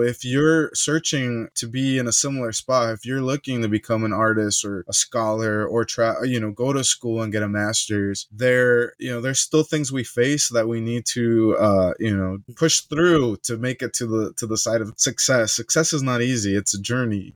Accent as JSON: {"language": "English", "country": "United States", "tie": "born or raised there", "said": "my parents are Mexican, born in Mexico, they're immigrants, mm-hmm. and I'm raised here in the U.S."}